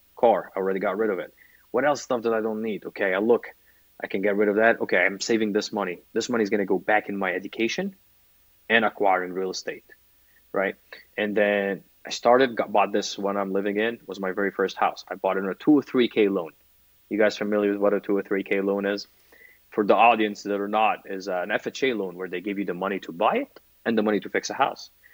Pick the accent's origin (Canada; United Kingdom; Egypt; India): Egypt; moved away as an adult; now in United States; as a kid growing up in Egypt